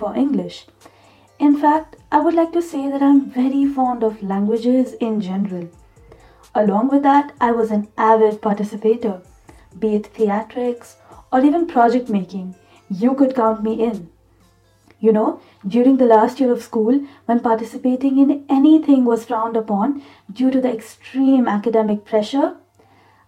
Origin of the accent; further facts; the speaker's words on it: United Arab Emirates; was born and bred here in the United Arab Emirates